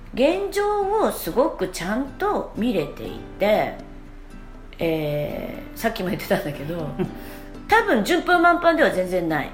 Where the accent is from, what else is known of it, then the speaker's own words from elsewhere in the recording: Kansai, Japan; accent: Kansai-ben; 二人とも関西人なんで